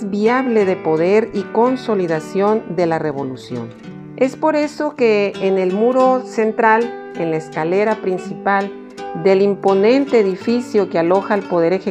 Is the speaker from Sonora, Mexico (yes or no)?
yes; Sonora, Mexico; No en balde se le conoce a nuestro estado como la cuna de la revolución mexicana.